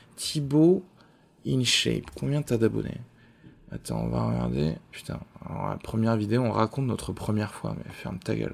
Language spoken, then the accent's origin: French; Albi, Occitania, France; je viens d'Albi aussi